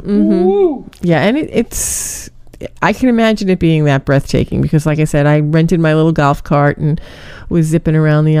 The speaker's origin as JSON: {"language": "English", "region": "New York", "country": "United States", "tie": "born or raised there", "said": "I'm originally born and raised in New York."}